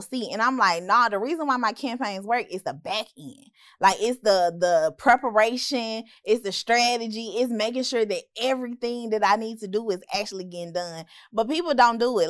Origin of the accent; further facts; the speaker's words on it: Memphis, Tennessee, United States; moved away as an adult; also born or lived in Hattiesburg, Mississippi; I'm from Memphis.